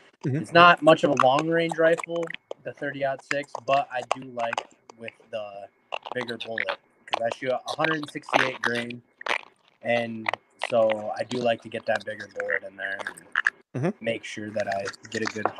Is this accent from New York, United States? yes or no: no; Dickinson, North Dakota, United States; I'm out from Dickinson.